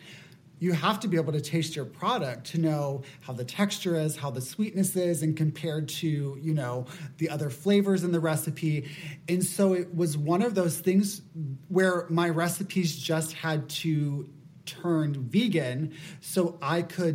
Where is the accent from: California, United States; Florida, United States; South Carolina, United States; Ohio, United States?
Florida, United States; Apopka; I say I'm from Orlando because that's the most well-known area, but I'm actually from about a half hour outside of Orlando from this smaller town called Apopka. And it's very, very Southern. The people are very warm. I wouldn't say like it's a scary place to grow up